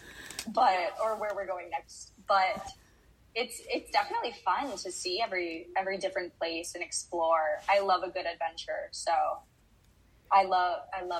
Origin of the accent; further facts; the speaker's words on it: Fort Lauderdale, Florida, United States; I grew up in Fort Lauderdale, Florida